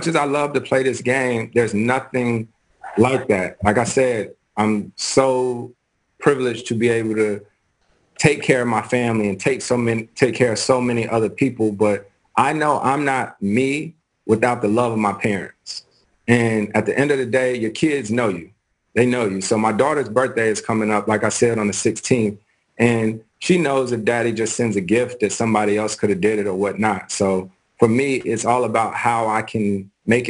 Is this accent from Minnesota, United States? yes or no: no; Winston-Salem, North Carolina, United States; growing up in Winston-Salem, North Carolina, my dad was in a bowling league.